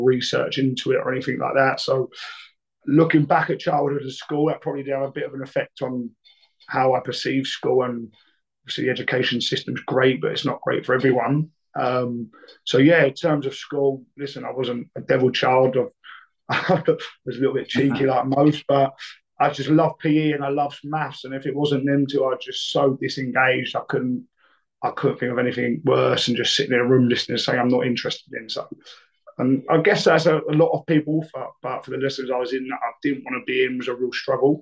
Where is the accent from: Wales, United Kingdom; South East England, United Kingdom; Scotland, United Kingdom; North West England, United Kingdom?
South East England, United Kingdom; Brighton; I grew up in Brighton, which is obviously a city which is unbelievable as a place